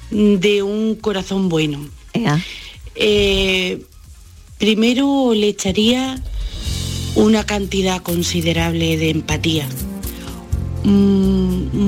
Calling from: Bailén, Andalusia, Spain; Bueno, un abrazo grande para todos … de Bailén.

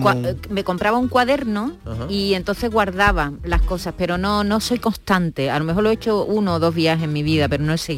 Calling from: Granada, Andalusia, Spain; Igorra, buenos días … de Granada.

